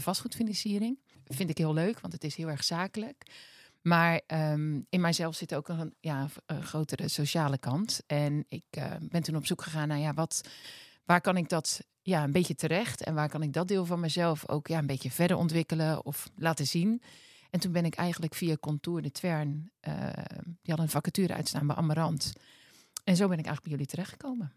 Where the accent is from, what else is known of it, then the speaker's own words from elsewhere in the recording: Westland, South Holland, Netherlands; ik kom uit het Westland van origine.